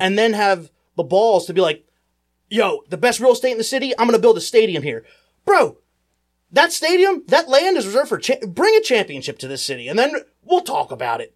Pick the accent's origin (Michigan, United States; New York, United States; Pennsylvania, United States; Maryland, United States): Pennsylvania, United States; Philadelphia; as a Philadelphian